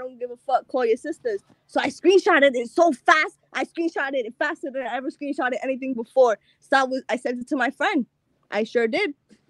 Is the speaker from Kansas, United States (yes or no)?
no; Pawtucket, Rhode Island, United States; I was born in Pawtucket, actually.